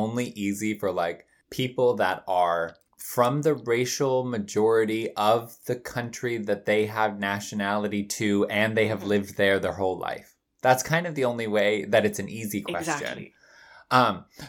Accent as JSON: {"language": "English", "region": "California", "country": "United States", "tie": "born or raised there", "also_born_or_lived": "London", "moved": "yes", "said": "I would say I grew up in California, but actually, where did I grow into myself? London."}